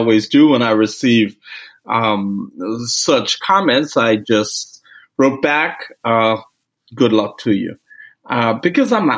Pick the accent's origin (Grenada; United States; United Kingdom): Grenada; moved away; I am originally from the Caribbean. I was born in the country of Grenada